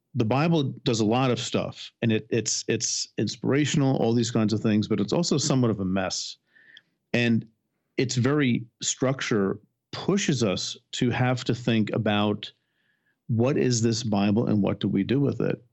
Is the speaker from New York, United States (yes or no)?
no; New Jersey, United States; I was born in New Jersey.